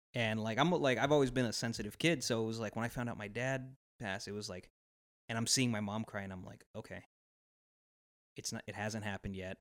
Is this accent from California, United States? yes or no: yes; Los Angeles, California, United States; we're from Los Angeles, my family moved there.